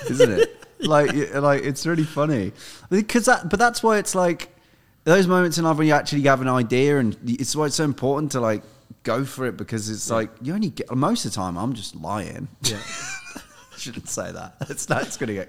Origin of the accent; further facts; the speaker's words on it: Midlands, United Kingdom; I grew up in the Midlands